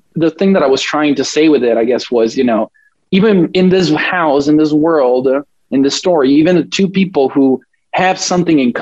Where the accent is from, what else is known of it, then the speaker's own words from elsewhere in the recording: Italy; I grew up in a very Catholic town environment. I'm from Italy